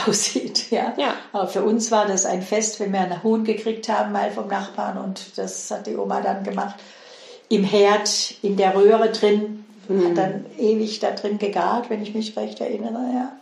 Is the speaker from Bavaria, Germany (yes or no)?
no; Heilbronn district, Swabia, Baden-Württemberg, Germany; Ich bin einem, in einem Bauerndorf mit 1000 Einwohnern im Schwäbischen, im Kreis Heilbronn aufgewachsen